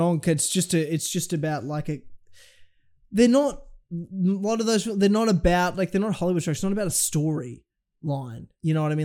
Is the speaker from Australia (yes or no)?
yes; Australia; as an Australian